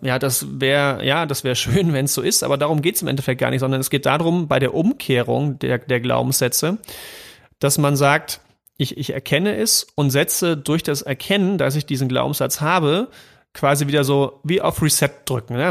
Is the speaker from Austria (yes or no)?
no; East Germany, Germany; ich bin ja im Osten geboren